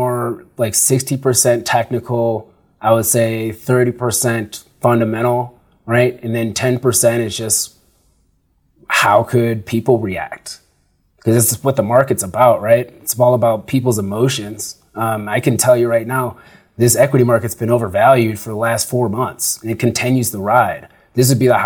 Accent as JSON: {"language": "English", "town": "Sugar Grove", "region": "Illinois", "country": "United States", "tie": "born or raised there", "also_born_or_lived": "Chicago / Arizona", "moved": "as an adult", "lives_now": "Denver, United States", "said": "I grew up in Sugar Grove, Illinois, and I grew up with farmers"}